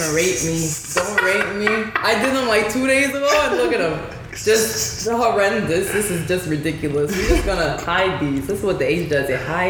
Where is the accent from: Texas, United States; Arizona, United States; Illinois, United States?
Texas, United States; Houston; I'm from Houston.